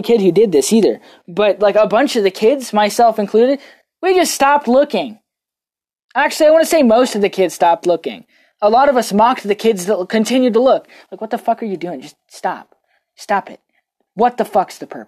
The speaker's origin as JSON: {"language": "English", "country": "United States", "said": "me being American"}